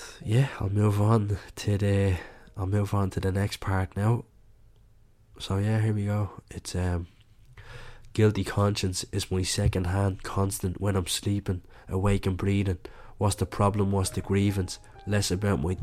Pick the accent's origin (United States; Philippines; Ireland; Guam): Ireland; Dublin, Leinster; growing up in Catholic Dublin or Catholic Ireland, you're growing up with religion